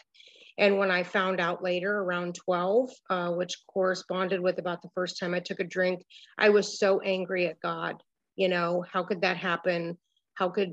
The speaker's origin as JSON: {"language": "English", "town": "Miami Beach", "region": "Florida", "country": "United States", "tie": "born or raised there", "also_born_or_lived": "Cleveland, Ohio", "said": "I grew up in Miami Beach"}